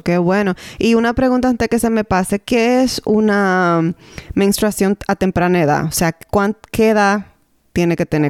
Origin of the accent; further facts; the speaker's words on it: Dominican Republic; now in Canada; Somos dos dominicanas en Canadá que compartimos nuestra experiencia como madres